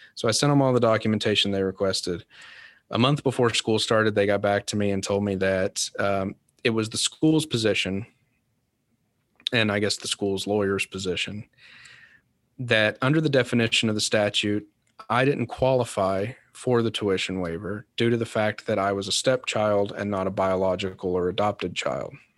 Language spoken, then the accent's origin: English; Kentucky, United States; now in Louisville, United States; my stepdad was a volunteer firefighter in my hometown in Kentucky